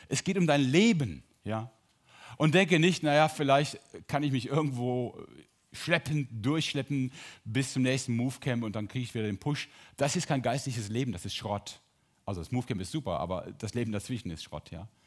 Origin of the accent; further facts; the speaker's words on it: Drolshagen, North Rhine-Westphalia, Germany; Entschuldigung alle Sauerländer, ich bin auch Sauerländer. Drolshagen, Olperkreis.